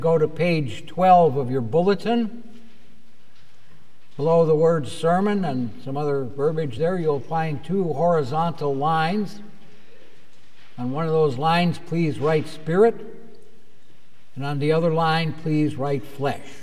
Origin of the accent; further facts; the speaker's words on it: Tinley Park, Illinois, United States; we're all from Tinley Park